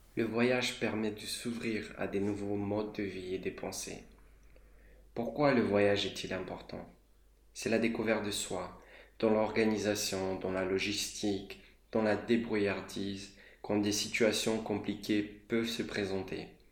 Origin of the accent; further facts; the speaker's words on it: Moldova; moved away; J'ai grandi dans un petit pays qui est la Moldavie.